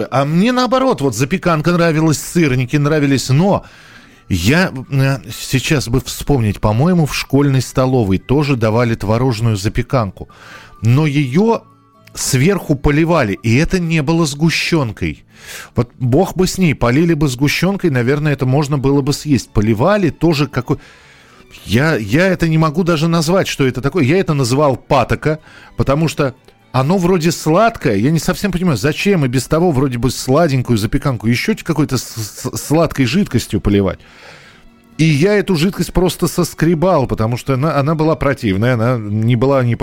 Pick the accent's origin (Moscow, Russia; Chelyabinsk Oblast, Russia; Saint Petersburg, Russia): Moscow, Russia; так как я рос в Москве, собирали мы грибы в Подмосковье.